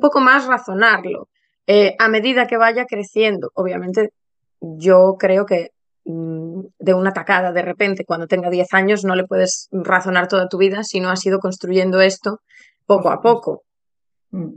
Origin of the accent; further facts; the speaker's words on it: Ponferrada, Castile and León, Spain; moved away as an adult; now in London, United Kingdom; yo soy eh, una profe eh, de, niños española. Estudié primaria en León, muy cerca de, mi tierra, del Bierzo, de Ponferrada